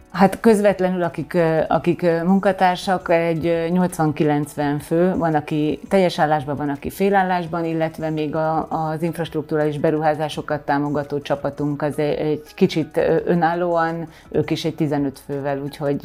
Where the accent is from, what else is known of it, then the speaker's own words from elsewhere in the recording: Kőszeg, Vas, Hungary; moved away; also born or lived in Veszprém; hiszen hát én ott, ott születtem, ott nőttem fel